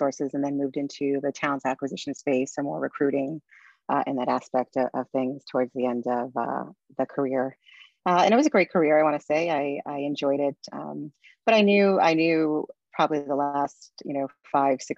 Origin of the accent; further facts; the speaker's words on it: New York City, New York, United States; I'm originally from Brooklyn, New York. So this is my home place.